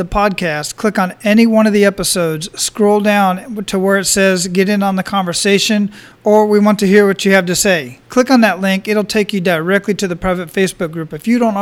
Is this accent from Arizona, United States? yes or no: yes; Phoenix, Arizona, United States; moved away as an adult; also born or lived in El Paso / San Antonio / Killeen; now in Oahu, United States; I was born and raised in Phoenix, Arizona